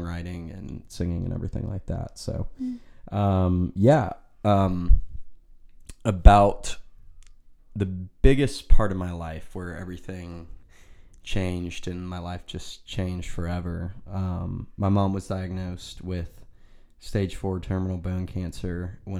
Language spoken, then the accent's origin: English; Nashville, Tennessee, United States; also born or lived in Hermitage, Tennessee; I'm from the Nashville, Tennessee area. Grew up here my whole life